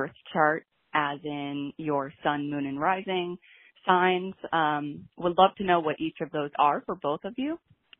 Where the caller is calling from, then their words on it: New York City, New York, United States; I am calling from Brooklyn, New York